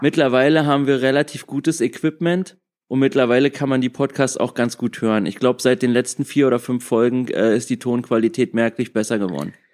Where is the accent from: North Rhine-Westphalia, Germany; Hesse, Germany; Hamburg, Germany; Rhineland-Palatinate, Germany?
Hesse, Germany; Frankfurt; now in Berlin, Germany; ursprünglich komme ich aus Frankfurt